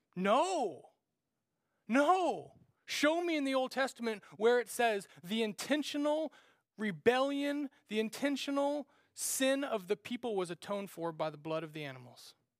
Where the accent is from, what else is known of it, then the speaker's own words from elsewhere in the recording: Kansas, United States; we grew up in Nowheresville, Kansas